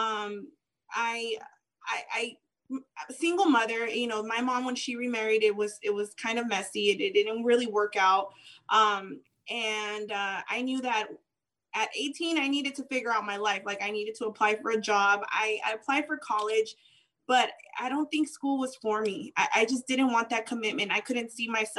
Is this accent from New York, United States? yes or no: no; San Gabriel Valley, California, United States; also born or lived in Tijuana, Baja California, Mexico; I was born in Tijuana, Baja California. I was brought into the States when I was, I think, about a year or so. So I grew up here